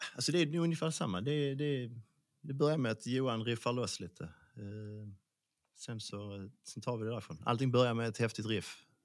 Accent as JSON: {"language": "Swedish", "region": "Skåne", "country": "Sweden", "accent": "Scanian (skånska)"}